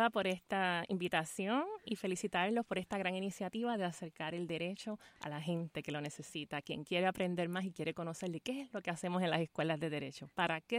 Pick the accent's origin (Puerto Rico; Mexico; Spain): Puerto Rico; Fajardo; a mi tía célebre y honor al pueblo de Fajardo, de donde soy, de donde me crié, caridura de pura cepa y que ciertamente tengo esa vinculación con la comunidad y con lo que representa para lo que soy hoy.